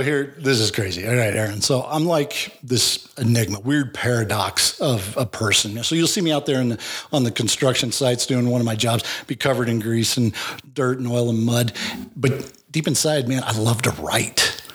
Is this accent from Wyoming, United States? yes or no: yes; Wyoming, United States; also born or lived in Laramie, Wyoming / Sheridan, Wyoming / Big Horn, Wyoming; I was born in Laramie, Wyoming